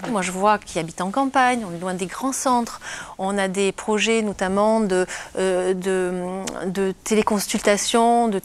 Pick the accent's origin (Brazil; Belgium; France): Brazil; French is a second language; Et en fait, comme je viens de Brésil, je fais avec elle les brésiliennes, donc on fait à distance